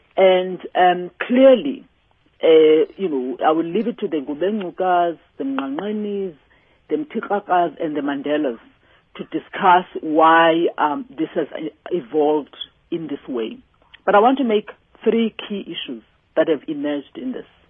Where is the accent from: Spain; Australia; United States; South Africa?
South Africa; as South Africans